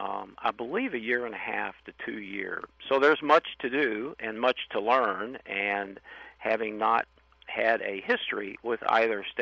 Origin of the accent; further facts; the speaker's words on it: Louisville, Kentucky, United States; I was born and raised in Louisville